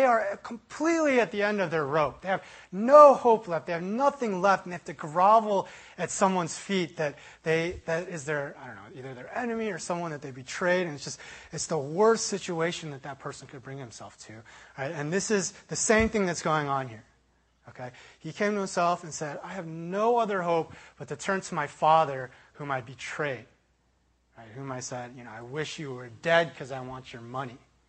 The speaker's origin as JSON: {"language": "English", "town": "Chicago", "region": "Illinois", "country": "United States", "tie": "born or raised there", "said": "I was traveling from University of Illinois back to Chicago. That's kind of where I'm from in my hometown."}